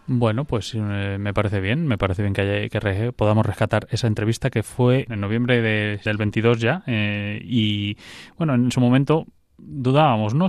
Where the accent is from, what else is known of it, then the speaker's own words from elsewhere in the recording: Madrid, Community of Madrid, Spain; also born or lived in Sierra de la Culebra, Zamora; yo soy madrileño